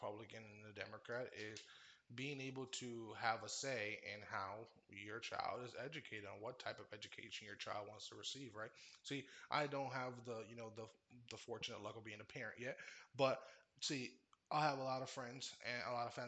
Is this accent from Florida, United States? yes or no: yes; Orlando, Florida, United States; also born or lived in Cleveland, Ohio; I grew up in Orlando, Florida, and there was two high schools.